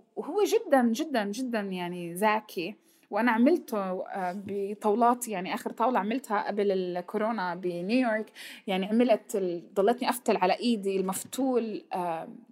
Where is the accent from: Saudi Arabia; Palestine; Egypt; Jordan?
Palestine; ونحن كفلسطينيين